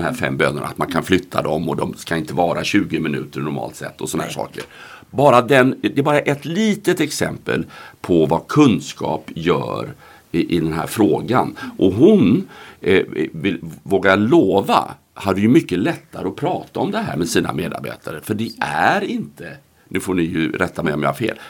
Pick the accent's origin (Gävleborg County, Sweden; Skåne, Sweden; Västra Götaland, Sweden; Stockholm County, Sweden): Västra Götaland, Sweden; Gothenburg; jag är från Göteborg